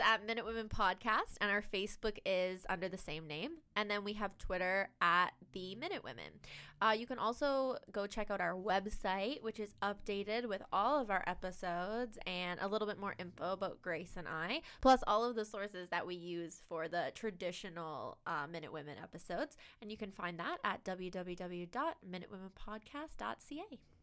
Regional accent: Canada; as a Canadian

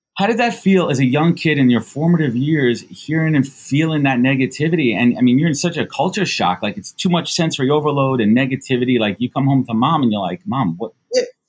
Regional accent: New York City, New York, United States; I grew up in Brooklyn

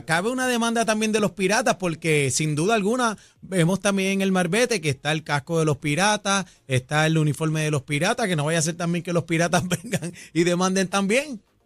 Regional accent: Puerto Rico; nos identifica como puertorriqueños

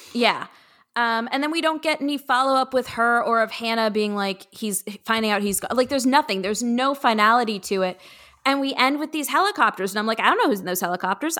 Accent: Los Angeles, California, United States; growing up in Los Angeles

